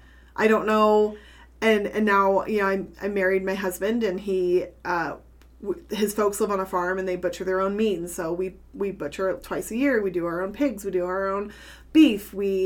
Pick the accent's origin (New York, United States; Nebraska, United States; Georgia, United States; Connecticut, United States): Nebraska, United States; North Platte; moved away as an adult; also born or lived in Antelope County, Nebraska; now in Elgin, United States; growing up in North Platte